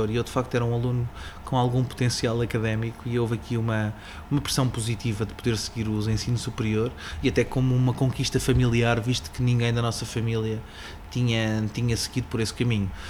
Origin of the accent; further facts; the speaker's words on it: Sarilhos Pequenos, Setúbal, Portugal; aldeia fragateira da margem, margem sul do Tejo. Uma pequena, uma pequena aldeia ligada ao, ao, rio e felizmente tive a felicidade de crescer com os pés no lodo